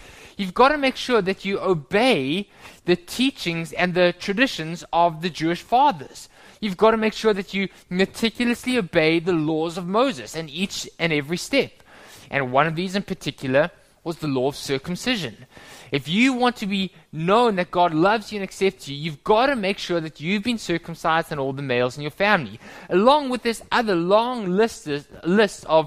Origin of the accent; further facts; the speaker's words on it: South Africa; moved away; When I was growing up in South Africa many, many years ago